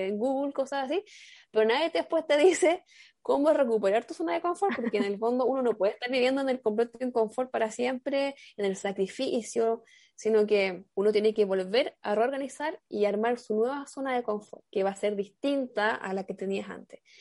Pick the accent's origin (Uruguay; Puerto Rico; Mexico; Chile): Chile; yo soy de Chile